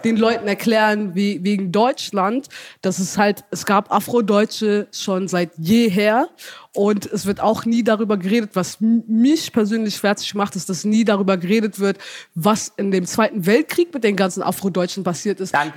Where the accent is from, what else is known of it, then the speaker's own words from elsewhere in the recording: Ethiopia; now in Germany; ich bin ja in Äthiopien aufgewachsen, aber wie gesagt, mhm. meine Mutter ist Deutsche